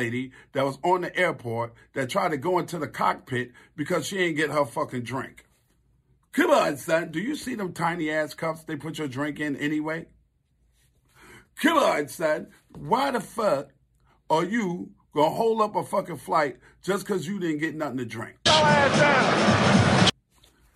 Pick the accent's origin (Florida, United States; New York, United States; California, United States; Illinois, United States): New York, United States; New York City; I grew up in Queens, New York